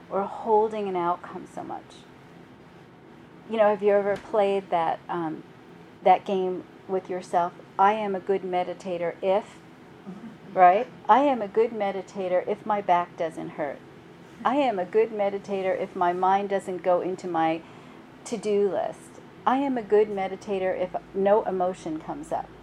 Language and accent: English; New York City, New York, United States; I'm from Brooklyn